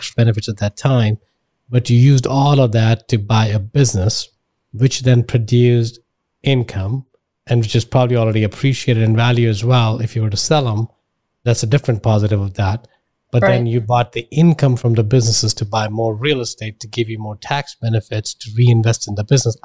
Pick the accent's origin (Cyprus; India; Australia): India; moved away; I'm from India